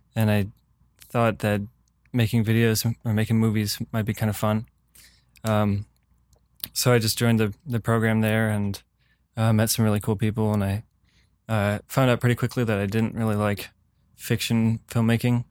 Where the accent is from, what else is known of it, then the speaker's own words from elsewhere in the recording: Michigan, United States; moved away; I'm from Michigan